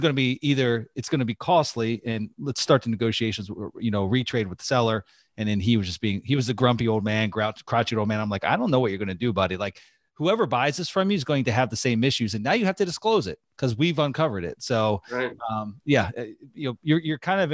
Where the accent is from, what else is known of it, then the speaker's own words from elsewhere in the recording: Pennsylvania, United States; moved away; There was a park in Pennsylvania, actually my hometown